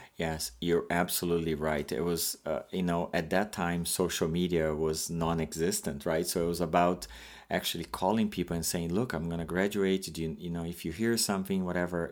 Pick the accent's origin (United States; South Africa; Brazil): Brazil; moved away as an adult; now in Canada; I am an immigrant from Brazil, and I moved to Canada by myself.